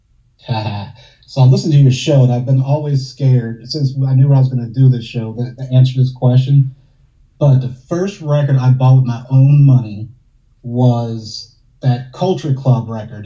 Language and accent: English; New Orleans, Louisiana, United States; I'm from New Orleans, so you got the Mardi Gras parades